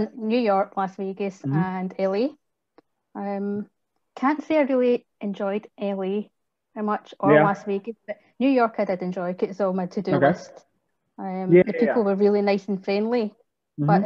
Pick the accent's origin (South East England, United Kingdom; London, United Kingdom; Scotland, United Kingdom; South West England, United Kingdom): Scotland, United Kingdom; Glasgow; I come from Glasgow. I'm a Glaswegian.